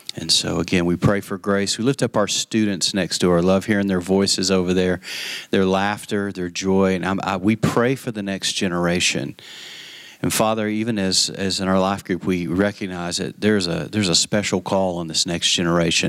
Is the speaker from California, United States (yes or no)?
no; West Texas, United States; I grew up in West Texas